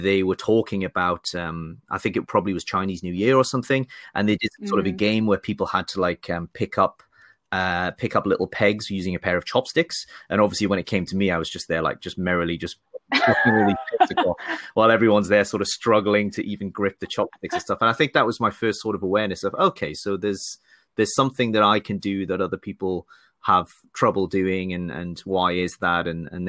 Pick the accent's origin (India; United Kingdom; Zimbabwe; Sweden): United Kingdom; Newcastle, North East England; also born or lived in Sunderland; And then I grew up basically in Newcastle, which is, pretty much the same from an accent perspective, but very much not the same from a footballing perspective.